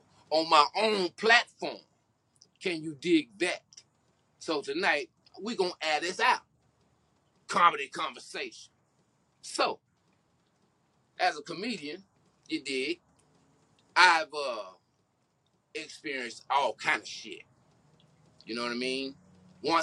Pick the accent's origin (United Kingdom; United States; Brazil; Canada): United States; Houston, Texas; my hometown of Houston, Texas